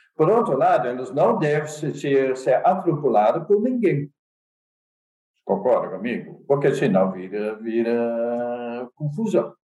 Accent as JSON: {"language": "Portuguese", "country": "Netherlands", "accent": "Dutch", "second_language": "Portuguese", "moved": "as an adult", "lives_now": "Brazil", "said": "eu sou holandês, daí meu sotaque"}